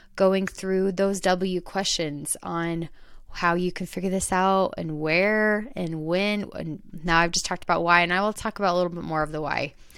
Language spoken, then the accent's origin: English; Queen Creek, Arizona, United States; I grew up in Arizona, in more of the countryside of Arizona. It's called Queen Creek, Arizona.